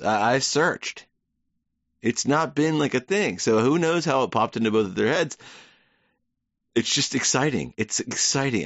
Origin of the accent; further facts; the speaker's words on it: United States; I'm an American.